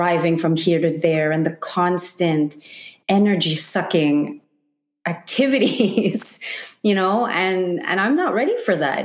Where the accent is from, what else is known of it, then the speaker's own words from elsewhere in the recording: Montreal, Quebec, Canada; born and raised in Montreal, first generation Filipina